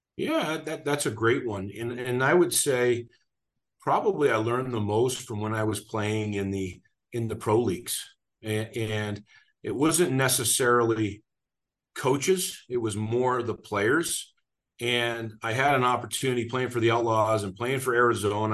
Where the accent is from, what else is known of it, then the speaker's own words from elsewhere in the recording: Burnaby, British Columbia, Canada; now in Denver, United States; grew up just outside of Vancouver, British Columbia, a town called Burnaby